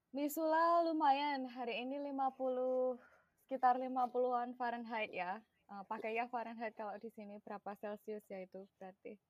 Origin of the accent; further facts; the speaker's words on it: Klaten, Central Java, Indonesia; first language Javanese; Indonesian is a second language; moved away as an adult; now in United States; aku lahir dan besar di Langwetan